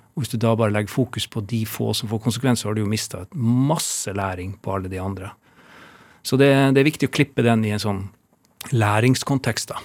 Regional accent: Alta, Finnmark, Norway; jeg er jo født og oppvokst i Alta

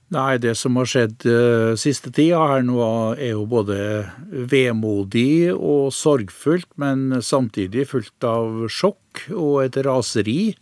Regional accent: Innlandet, Norway; heimplassen min, for jeg er jo innlandsboer

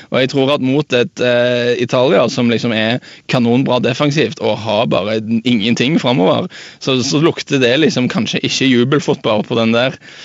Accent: Jæren, Rogaland, Norway; Jeg er fra, fra Jæren

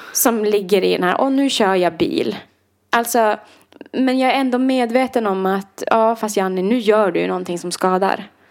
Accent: Idre, Dalarna County, Sweden; moved away; nu ska jag hem till Idre i två veckor

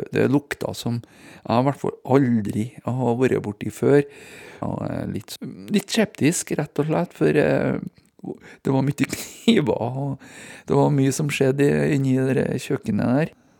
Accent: Hitra, Trøndelag, Norway; det er en gutt fra landet, som eh, jeg er, da, fra Hitra

